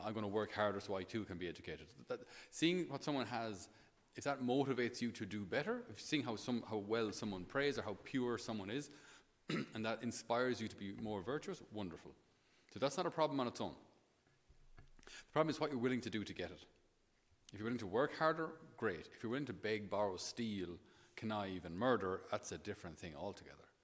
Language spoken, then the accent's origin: English; Thurles, Munster, Ireland; passing through my hometown today in Thurles